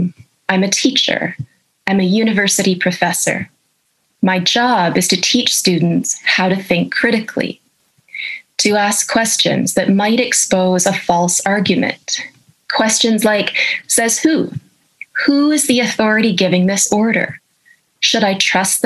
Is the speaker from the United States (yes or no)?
no; Canada; I'm a professor of ethics and I'm a Canadian